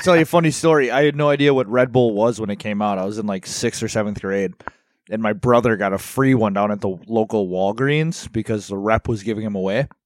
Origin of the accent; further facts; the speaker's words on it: Milwaukee, Wisconsin, United States; I am from Milwaukee